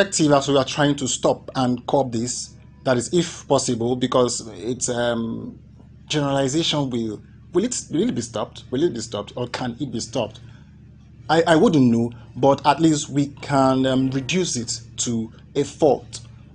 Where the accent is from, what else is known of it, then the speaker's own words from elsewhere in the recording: Ikwerre, Rivers State, Nigeria; I'm from Ikwerre